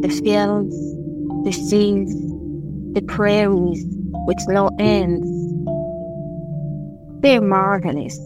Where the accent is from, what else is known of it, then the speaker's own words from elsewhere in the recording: DR Congo; now in Dublin, Ireland; I am a poet from the Democratic Republic of Congo, based in Ireland, in Dublin